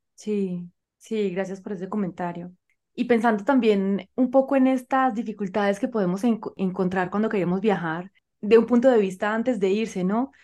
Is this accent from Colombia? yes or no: yes; Colombia; yo soy colombiana y vivo en Colombia